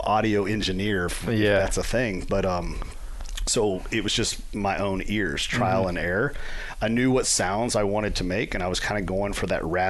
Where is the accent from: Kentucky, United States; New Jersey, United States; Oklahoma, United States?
Kentucky, United States; Central; I grew up in Central Kentucky, and you have all of the Knob Creek, and you have Makers.